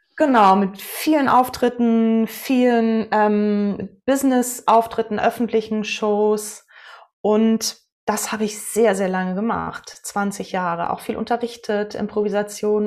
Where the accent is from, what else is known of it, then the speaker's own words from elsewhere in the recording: Westerland, Schleswig-Holstein, Germany; moved away as an adult; also born or lived in Bamberg / Kiel; ich bin in Westerland auf Sylt zur Welt gekommen und zur Schule gegangen, habe da mein Abitur gemacht